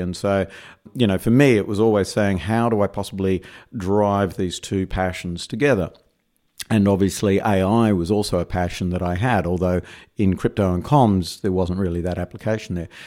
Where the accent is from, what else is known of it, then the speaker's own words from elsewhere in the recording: Perth, Western Australia, Australia; moved away as an adult; now in New York, United States; as my accent betrays, I'm not originally from New York. I'm originally from uh, Perth, Western Australia